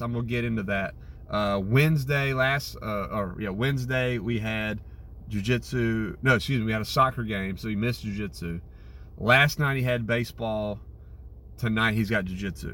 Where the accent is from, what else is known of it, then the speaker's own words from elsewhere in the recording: Winterville, North Carolina, United States; also born or lived in Greenville; I grew up in Winterville playing baseball. That's where I grew up playing.